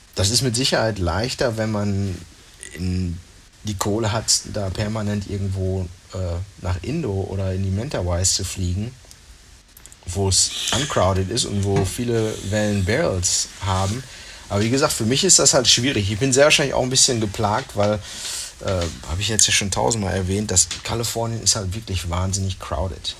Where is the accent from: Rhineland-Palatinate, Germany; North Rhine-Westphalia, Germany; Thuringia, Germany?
North Rhine-Westphalia, Germany; bei uns in Nordrhein-Westfalen